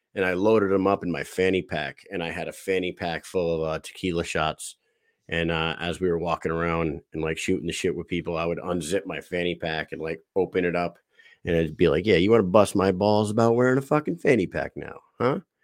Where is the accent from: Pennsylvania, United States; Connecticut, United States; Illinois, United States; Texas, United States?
Connecticut, United States; Southeast; I'm from Southeast Connecticut.